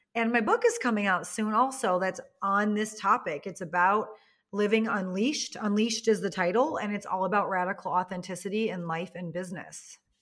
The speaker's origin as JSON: {"language": "English", "region": "Wisconsin", "country": "United States", "said": "I come from Wisconsin, which is the cheese curd and cheese capital of, like, the world"}